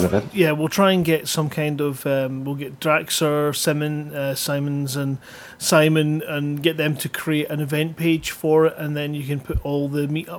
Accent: Bellshill, Scotland, United Kingdom; I was born in Bells Hill

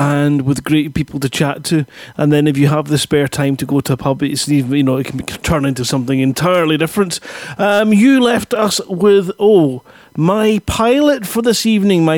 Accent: Scotland, United Kingdom; accent: Scottish; my Scottish accent

